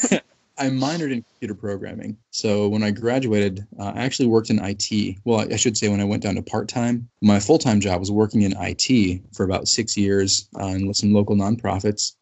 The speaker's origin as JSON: {"language": "English", "town": "Brunswick", "region": "Ohio", "country": "United States", "tie": "born or raised there", "said": "I was born and raised in the Cleveland area, uh, suburbs thereof, Cleveland, Ohio. Um, little town called Brunswick"}